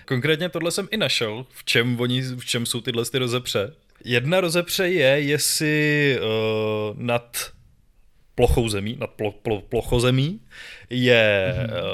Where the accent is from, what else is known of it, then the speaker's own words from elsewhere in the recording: Czechia; tady u nás v Čechách